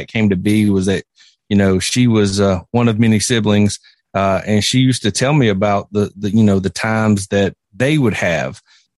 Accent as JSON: {"language": "English", "region": "South Carolina", "country": "United States", "tie": "born or raised there", "said": "Well, like you said … I was born and raised right here in South Carolina and grew up in a small town."}